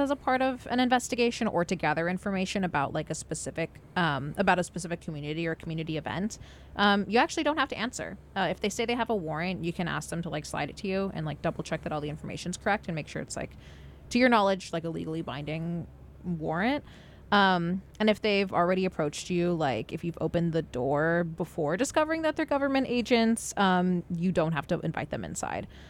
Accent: Los Angeles, California, United States; my hometown, like um, like Los Angeles city

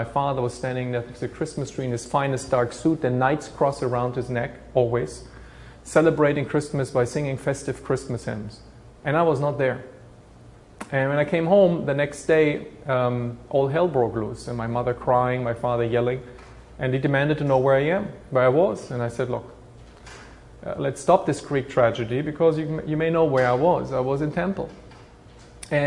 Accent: Bamberg, Bavaria, Germany; moved away as an adult; now in United States; in Bamberg, in my hometown, I was looking for a Jewish community

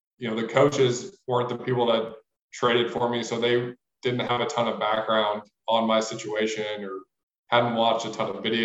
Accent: St. Louis, Missouri, United States; moved away as an adult; also born or lived in Miami; I'm from St. Louis. I mean, I'm just a Midwest kid

